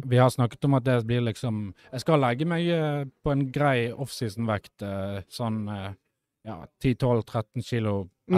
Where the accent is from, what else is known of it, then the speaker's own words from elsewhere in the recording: Bergen, Vestland, Norway; jeg er jo fra Bergen